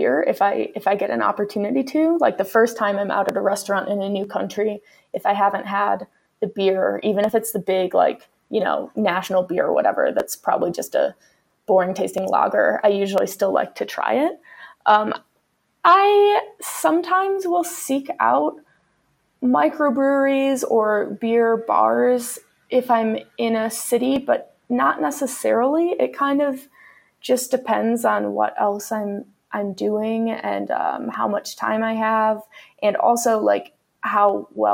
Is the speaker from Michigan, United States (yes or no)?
yes; Michigan, United States; now in Colorado, United States; I live in Colorado now, but I'm from Michigan